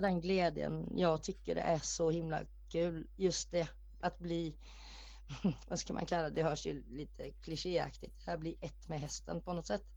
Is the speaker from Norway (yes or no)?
yes; Norway; moved away; Jag är född i Norge